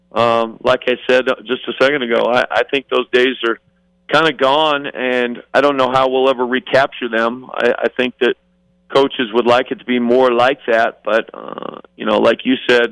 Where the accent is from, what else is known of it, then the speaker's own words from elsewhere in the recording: Payson, Utah, United States; also born or lived in Lubbock, Texas; now in Las Vegas, United States; I grew up in Payson, Utah, straight up I-15 from here